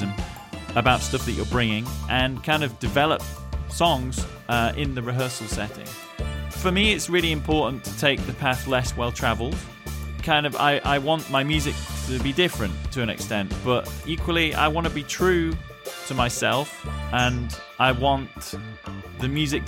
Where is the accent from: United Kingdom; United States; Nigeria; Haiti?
United Kingdom; England; moved away; Being a British musician abroad does have its challenges.